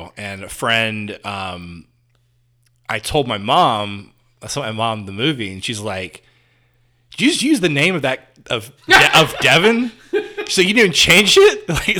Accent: Indiana, United States; born or raised there

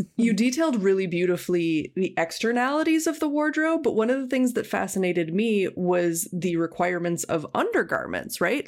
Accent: Minneapolis–Saint Paul, Minnesota, United States; I grew up in the Twin Cities of Minnesota

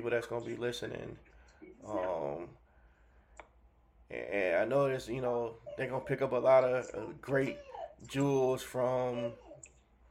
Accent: Miami, Florida, United States; I'm from Miami, so I learned hustling

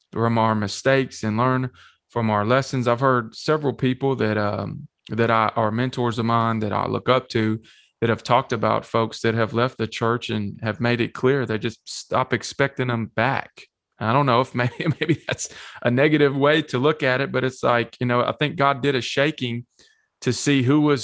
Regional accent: Shelbyville, Tennessee, United States; also born or lived in Manchester, Tennessee; I grew up here in Manchester and Shelbyville in the lower middle Tennessee area

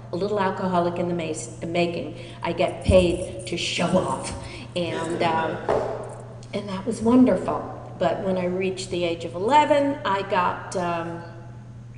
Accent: New York City, New York, United States; I was born and raised in New York City.

